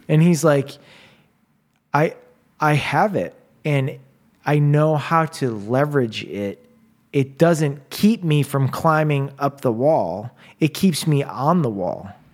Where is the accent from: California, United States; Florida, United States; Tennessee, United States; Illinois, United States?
Illinois, United States; Chicago; moved away; I'm from Chicago